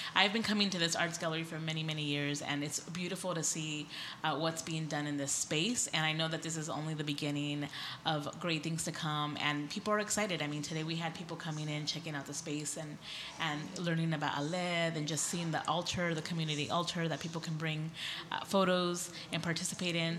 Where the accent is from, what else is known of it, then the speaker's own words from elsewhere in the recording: Escondido, California, United States; I grew up here in North County in Escondido